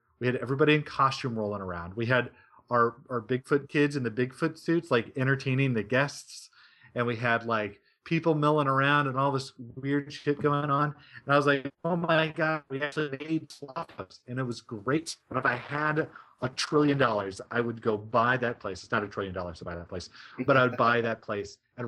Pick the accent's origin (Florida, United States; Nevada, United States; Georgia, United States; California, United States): Nevada, United States; Reno; moved away; also born or lived in Arizona; I grew up in Reno and in the Tahoe Mountains